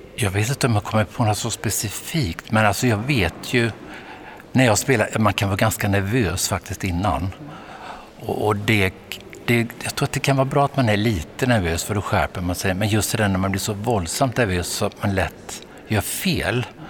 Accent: Vetlanda, Jönköping County, Sweden; born or raised there

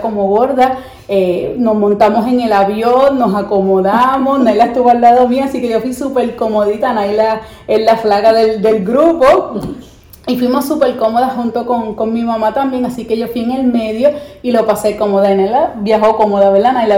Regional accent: Puerto Rico; los puertorriqueños cuando venimos a Estados Unidos

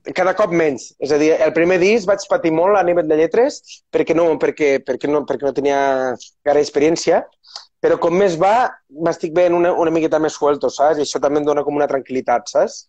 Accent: Terres de l'Ebre, Catalonia, Spain; sóc de les Terres de l'Ebre

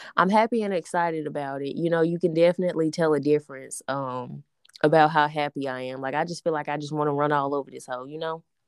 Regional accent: Alabama, United States; we are from Alabama

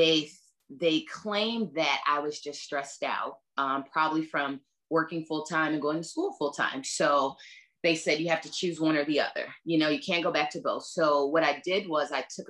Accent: LaGrange, United States; I'm from LaGrange

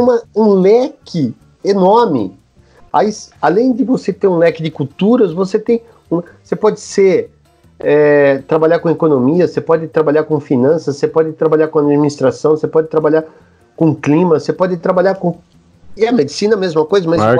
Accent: Campinas, São Paulo, Brazil; eu sou de Campinas

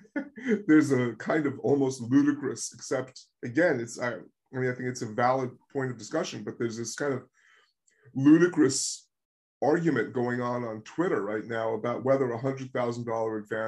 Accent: United States; moved away; I'm an American writer, I'm writing for an American audience

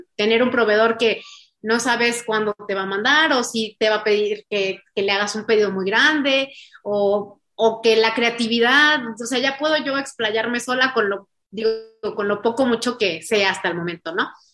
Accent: San Luis Potosí, Mexico; somos de San Luis, bueno, soy de San Luis Potosí

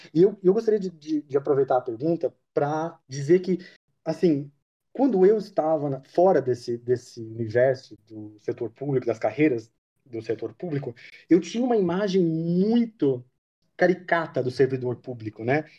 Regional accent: Mogi Guaçu, São Paulo, Brazil; Eu nasci em Mogi Guaçu, interior de São Paulo

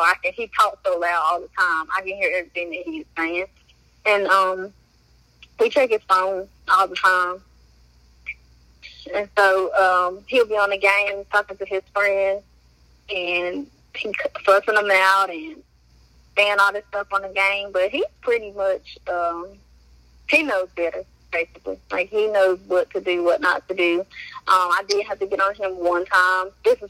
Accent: New York, United States; this guy asked me where I'm from. I was like, I'm from New York.

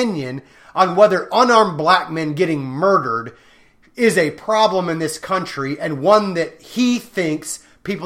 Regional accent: Raytown, Missouri, United States; I'm from Raytown

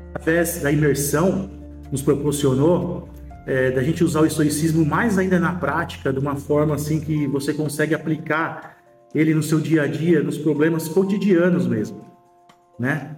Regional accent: São Paulo, Brazil; sou de São Paulo, capital

